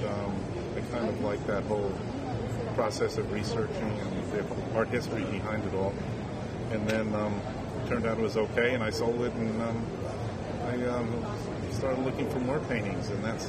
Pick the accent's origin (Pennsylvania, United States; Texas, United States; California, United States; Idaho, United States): Pennsylvania, United States; I'm from Pennsylvania.